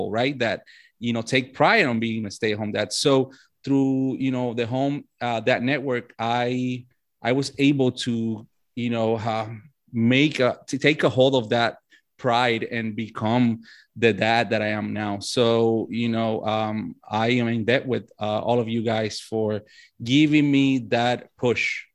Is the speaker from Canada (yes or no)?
no; Puerto Rico; now in Fayetteville, United States; I was born and raised in Puerto Rico. I live in Fayetteville, North Carolina, as we speak